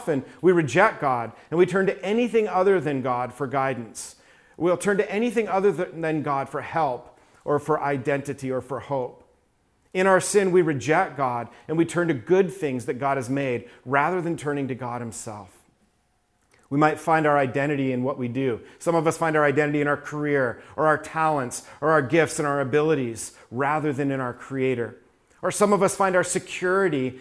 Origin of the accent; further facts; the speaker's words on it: New York, United States; I was raised in New York